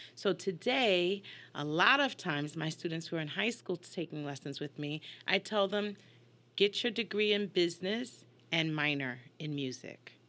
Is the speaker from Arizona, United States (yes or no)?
no; New York, United States; moved away as an adult; also born or lived in Hartford, Connecticut; now in Houston, United States; I grew up in New York and came up to the University of Hartford, stayed here for thirty years